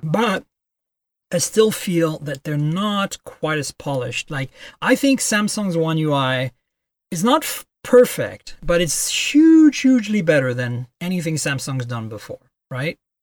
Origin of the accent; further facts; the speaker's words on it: France; also born or lived in Canada; now in United States; I grew up in France